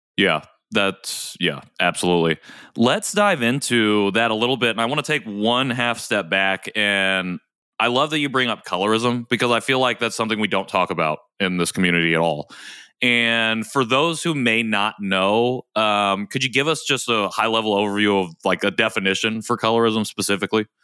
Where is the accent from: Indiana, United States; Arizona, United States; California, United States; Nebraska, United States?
Indiana, United States; I grew up here in Indiana